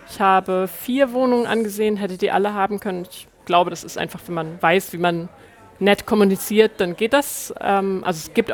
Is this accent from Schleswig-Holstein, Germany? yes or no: no; Hamburg, Germany; teuer, aber ich komme halt aus Hamburg.